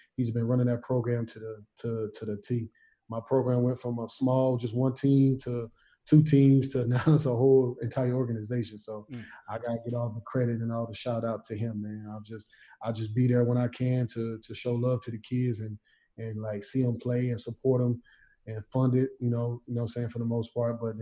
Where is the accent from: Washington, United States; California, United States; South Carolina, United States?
South Carolina, United States; I come from the country. I come from South Carolina.